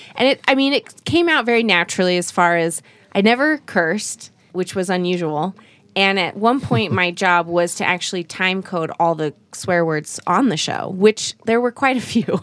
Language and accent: English; Utah, United States; moved away as an adult; also born or lived in Korea / New York City; I grew up in Korea till I was about eight and then moved to Utah